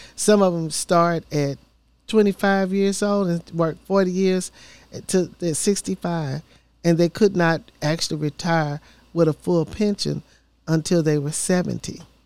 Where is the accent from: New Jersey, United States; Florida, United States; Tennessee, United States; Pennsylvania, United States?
Tennessee, United States; Memphis; now in Nashville, United States; I'm a born and raised in Memphis, Tennessee